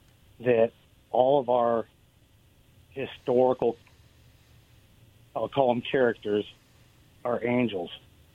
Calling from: Richland, Washington, United States; Hey, this is … from Richland.

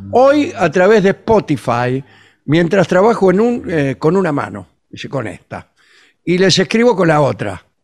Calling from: Zárate, Buenos Aires Province, Argentina; de Zárate

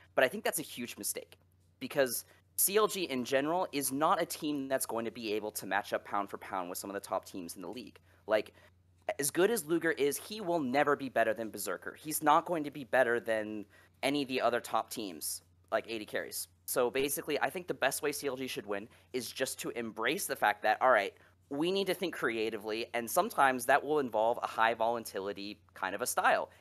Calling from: Phoenix, Arizona, United States; I'm calling from Phoenix, Arizona

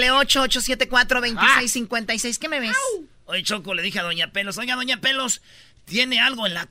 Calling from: El Paso, Texas, United States; Del Paso. Del Paso, Texas. El Paso.

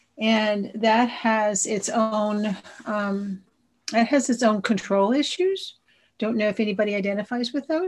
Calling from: Sacramento, California, United States; I'm a compulsive overeater. I'm in from Sacramento, so I'm not too far from you guys.

